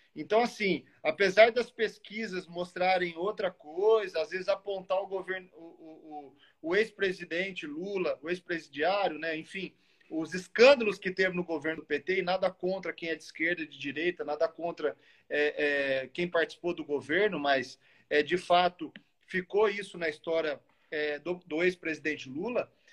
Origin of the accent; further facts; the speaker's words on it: Muzambinho, Minas Gerais, Brazil; Sou de uma cidade do sul de Minas, que é Muzambinho, de 25, 20 mil habitantes